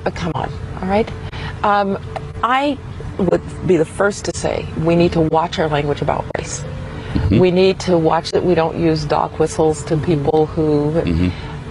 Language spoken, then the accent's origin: English; Alabama, United States; when I grew up in Jim Crow, Alabama